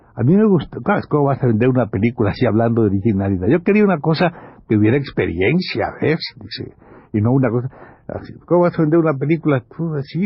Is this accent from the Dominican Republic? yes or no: no; Campeche, Mexico; muy chamaco yo, allí en Campeche